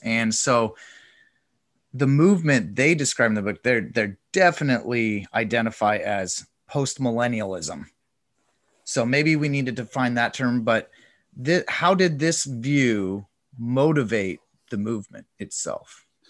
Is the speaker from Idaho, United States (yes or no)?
yes; Coeur d'Alene, Idaho, United States; also born or lived in Moscow, Idaho; I grew up in Coeur d'Alene